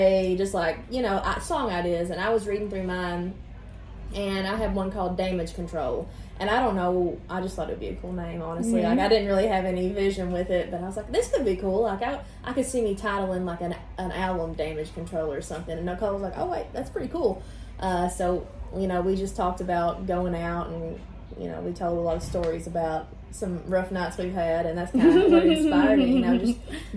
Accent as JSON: {"language": "English", "region": "Eastern Kentucky", "country": "United States", "moved": "as an adult", "lives_now": "Nashville, United States", "said": "I'm originally from Kentucky, Eastern Kentucky, and I've been in Nashville about 5 years."}